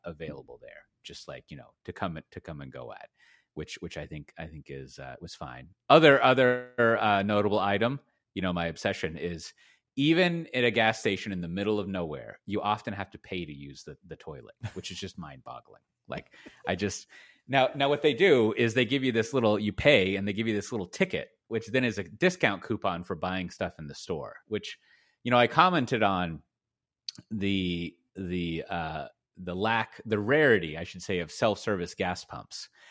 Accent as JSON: {"language": "English", "town": "Austin", "region": "Texas", "country": "United States", "tie": "born or raised there", "said": "I grew up in Austin and Texas."}